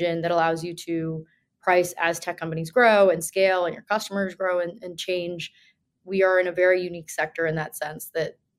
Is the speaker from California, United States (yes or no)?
no; New Jersey, United States; now in New York, United States; I grew up in New Jersey